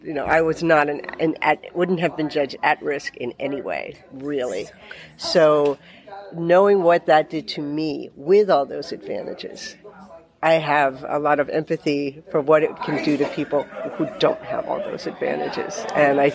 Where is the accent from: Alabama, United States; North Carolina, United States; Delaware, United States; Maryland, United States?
Delaware, United States; New Castle; I grew up in Newcastle.